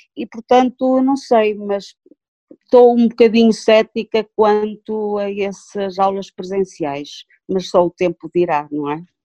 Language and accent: Portuguese; Tabuaço, Norte, Portugal; eu sou do Cato Tabuaço